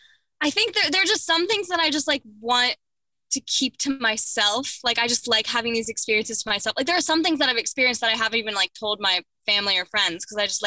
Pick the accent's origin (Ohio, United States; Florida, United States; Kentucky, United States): Ohio, United States; Upper Arlington; I did. Yes. Upper Arlington, Columbus, Ohio.